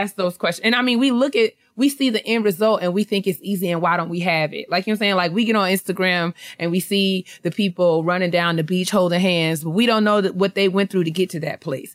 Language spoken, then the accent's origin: English; New York, United States; I'm from New York. I lived there my whole life